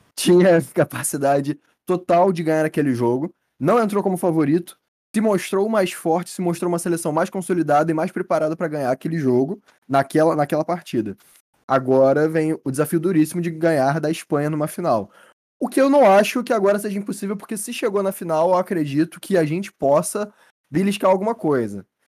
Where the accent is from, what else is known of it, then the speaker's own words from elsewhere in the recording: Brazil; nós, como brasileiros